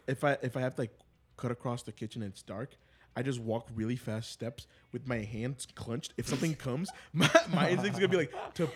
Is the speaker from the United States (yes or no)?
no; Brazil; moved away; I'm from Brazil.